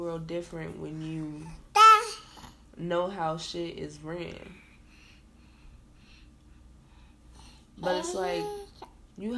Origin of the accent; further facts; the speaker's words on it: Chicago, Illinois, United States; the city that I'm from Chicago. So, you know, a lot of things, I don't never forget where I come from